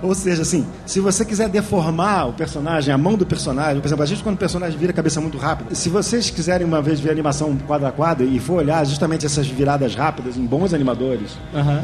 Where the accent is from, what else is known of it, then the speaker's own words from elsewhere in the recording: Rio de Janeiro, Brazil; eu sou do Rio